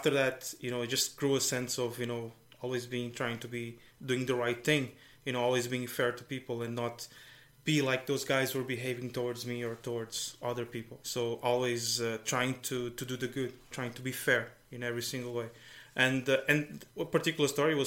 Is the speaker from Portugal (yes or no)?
yes; Algarve, Portugal; moved away as an adult; also born or lived in Brazil; now in Ireland; I was born in Brazil. My parents are Portuguese, and I moved to Portugal when I was 3.